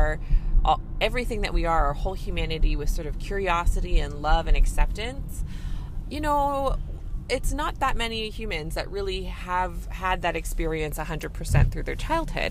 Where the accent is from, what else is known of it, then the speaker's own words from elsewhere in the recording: Canada; I'm a Canadian family physician